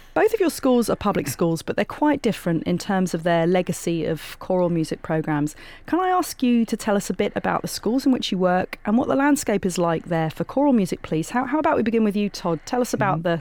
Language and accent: English; England, United Kingdom; moved away; as a 17 year old with my high school chorus in my hometown in England